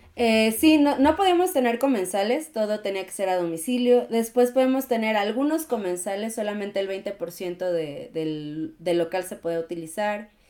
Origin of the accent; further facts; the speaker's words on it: Mexico; la comunidad mexicana es, es muy linda, no porque yo forme parte de ella, ¿no? Pero somos muy amigables